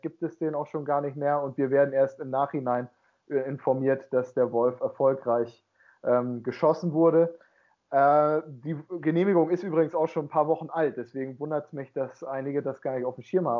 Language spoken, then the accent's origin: German; Emsland district, Lower Saxony, Germany; in meiner Heimat, im Landkreis Emsland